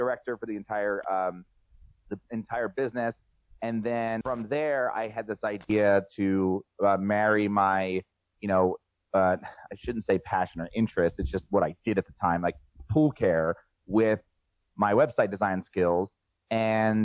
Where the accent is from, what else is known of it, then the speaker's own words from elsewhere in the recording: New Jersey, United States; also born or lived in Philadelphia, Pennsylvania; I'm from South Jersey